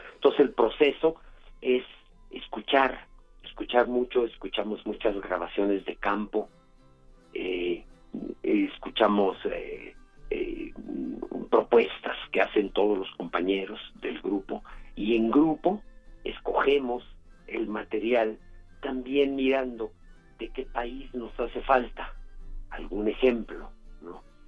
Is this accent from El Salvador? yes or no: no; Mexico